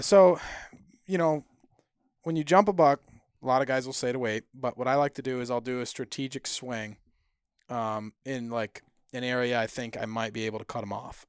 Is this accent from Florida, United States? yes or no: no; Vermont, United States